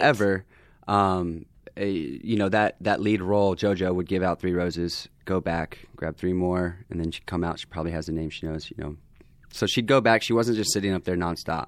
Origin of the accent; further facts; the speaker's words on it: the South, United States; moved away as an adult; now in Los Angeles, United States; I'm this guy from the South